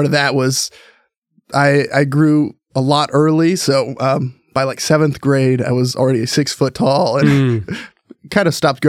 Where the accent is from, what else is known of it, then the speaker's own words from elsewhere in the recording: Salem, Oregon, United States; also born or lived in Tucson, Arizona; Yeah, I was born in Tucson, Arizona. So that's where, I call it home, even though I my family moved up to Oregon when I was probably like 3 or 4. So really grew up here in Oregon, in Salem.